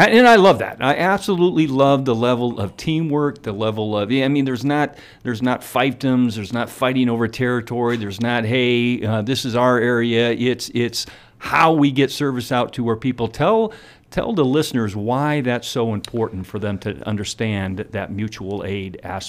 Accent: Midwest, United States; Man, I came from the Midwest where man, I didn't have anything like that, you know, fire subscription.

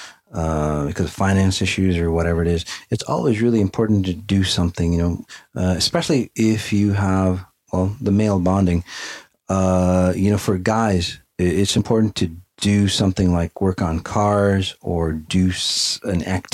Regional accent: Afghanistan; moved away; Afghanistan, my home country

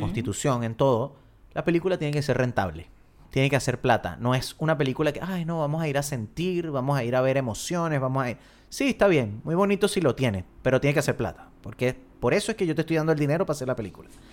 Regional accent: Venezuela; Uno como venezolano

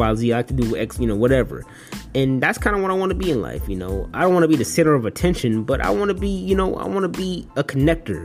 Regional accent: Detroit, Michigan, United States; moved away as an adult; my hometown, Detroit

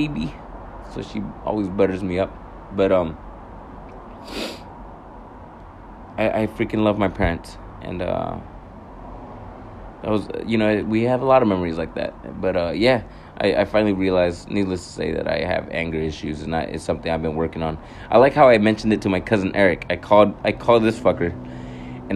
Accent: California, United States; now in Hawaii, United States; my brothers in fucking California when we went back home to visit.

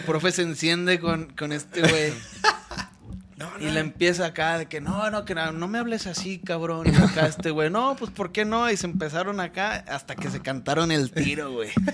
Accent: Las Varas, Nayarit, Mexico; moved away; soy de Las Varas Nayarit, ahí cerquita de la costa

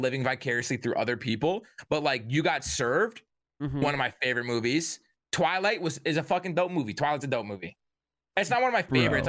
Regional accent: Detroit, Michigan, United States; I'm from the suburbs of Detroit.

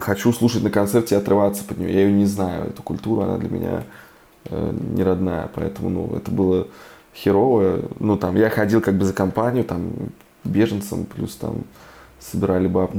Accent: Yartsevo, Smolensk Oblast, Russia; now in Berlin, Germany

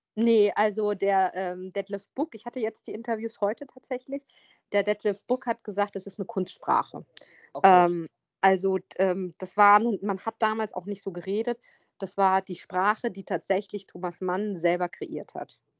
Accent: Hesse, Germany; ich bin auch in Hessen zur Schule gegangen

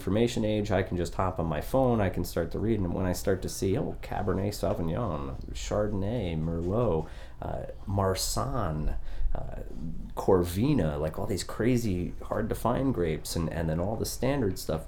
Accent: Maine, United States; also born or lived in Connecticut; now in Orlando, United States; I'm from Maine originally. There's no work there, so all the families moved to Connecticut.

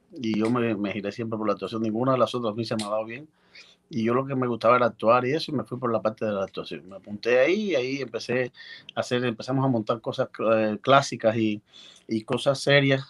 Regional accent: Baracoa, Guantánamo, Cuba; allá en Oriente, en Baracoa, donde yo nací

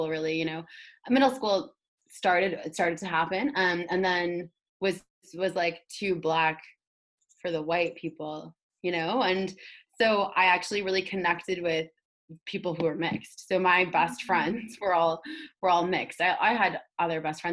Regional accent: Toronto, Ontario, Canada; someone growing up in inner city Toronto

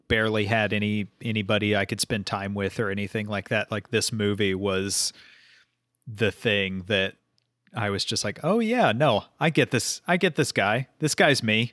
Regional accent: Oklahoma, United States; I'm from Oklahoma

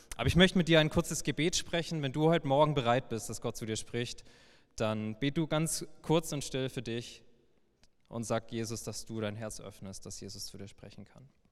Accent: Heilbronn, Baden-Württemberg, Germany; gebürtiger Schwabe

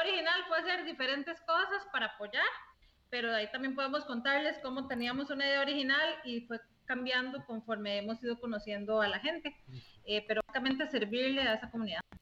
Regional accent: San José, Costa Rica; moved away as an adult; now in La Ceiba, Honduras; Yo soy originaria de Costa Rica, de San José, Costa Rica. Y ahorita estamos viviendo en la Ceiba, Honduras

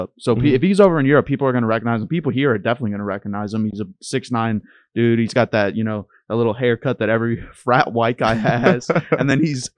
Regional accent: Dayton, Ohio, United States; now in Findlay, United States; I'm from Dayton, Ohio originally. Grew up there, born and raised

